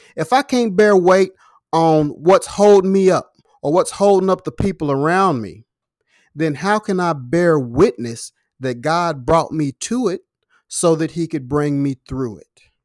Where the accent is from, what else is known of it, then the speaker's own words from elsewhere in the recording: Louisville, Kentucky, United States; in my hometown, Louisville, Kentucky right now